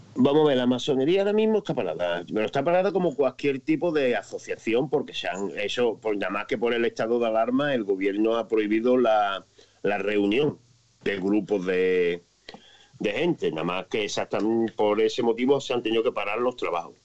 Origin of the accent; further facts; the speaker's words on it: Spain; soy español